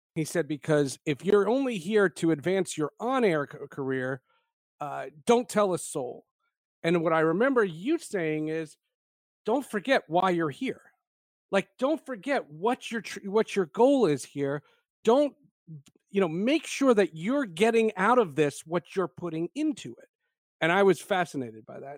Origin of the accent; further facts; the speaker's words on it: New Jersey, United States; also born or lived in Brooklyn, New York; I was born in Brooklyn, but I grew up in New Jersey